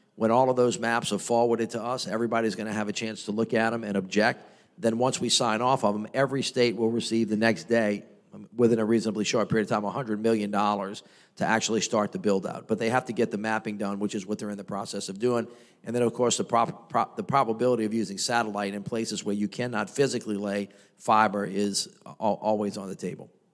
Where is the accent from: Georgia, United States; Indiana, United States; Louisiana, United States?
Louisiana, United States; New Orleans; I was from New Orleans